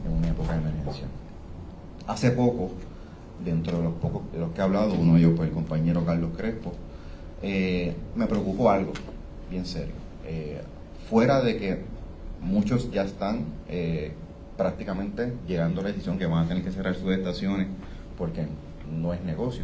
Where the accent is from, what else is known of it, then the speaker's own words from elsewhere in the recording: Puerto Rico; nosotros como puertorriqueños